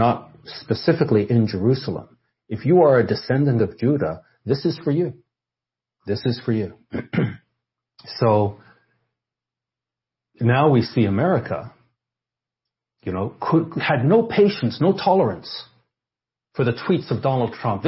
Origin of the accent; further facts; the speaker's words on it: Canada; I'm Canadian